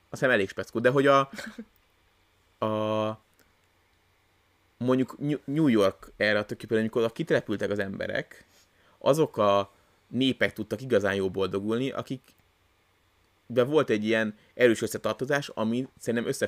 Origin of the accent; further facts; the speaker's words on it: Hungary; mi az, a, az, az alap tézis, ami miatt mi magyarok vagyunk, és nem más.